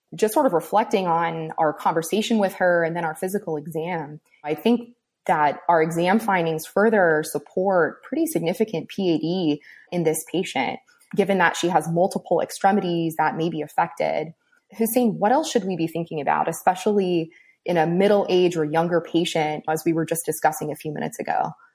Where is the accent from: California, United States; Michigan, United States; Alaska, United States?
California, United States; Southern; moved away as an adult; also born or lived in Cleveland, Ohio; now in Gainesville, United States; I'm originally from Southern California